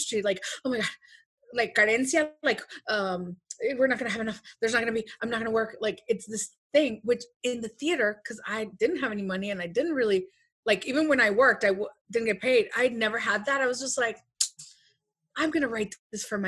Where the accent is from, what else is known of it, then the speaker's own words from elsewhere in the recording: Los Mochis, Sinaloa, Mexico; moved away; also born or lived in Chicago; I am from Los Mochis, Sinaloa, Mexico. Soy sinaloense.